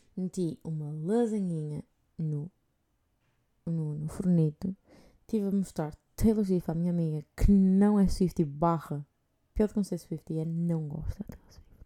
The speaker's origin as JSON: {"language": "Portuguese", "country": "Portugal", "moved": "yes", "said": "sendo português"}